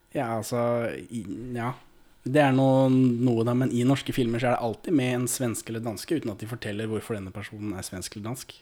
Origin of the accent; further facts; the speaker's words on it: Moss, Østfold, Norway; Jeg er jo fra Moss